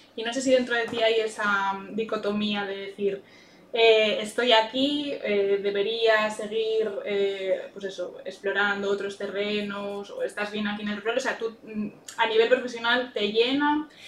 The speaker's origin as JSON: {"language": "Spanish", "town": "Vigo", "region": "Galicia", "country": "Spain", "tie": "born or raised there", "also_born_or_lived": "Cualedro", "moved": "as an adult", "lives_now": "Allariz, Spain", "said": "soy de Vigo"}